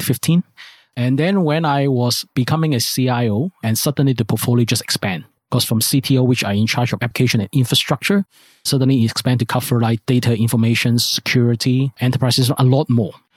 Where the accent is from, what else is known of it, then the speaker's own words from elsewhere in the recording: Hong Kong; I grew up in Hong Kong. I based in Hong Kong.